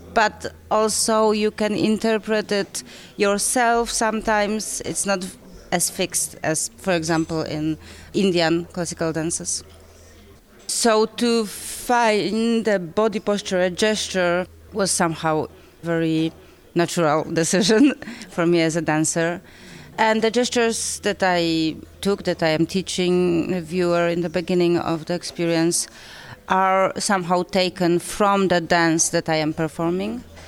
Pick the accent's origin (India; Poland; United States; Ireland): Poland; I come from Poland